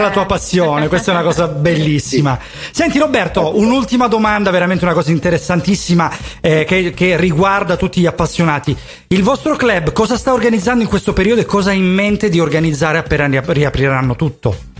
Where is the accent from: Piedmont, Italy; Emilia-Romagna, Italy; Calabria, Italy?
Calabria, Italy; noi calabresi che siamo arancioni